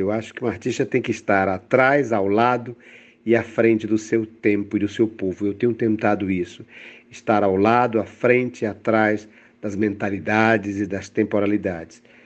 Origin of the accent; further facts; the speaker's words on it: Fortaleza, Ceará, Brazil; eu venho do Ceará, eu venho de Fortaleza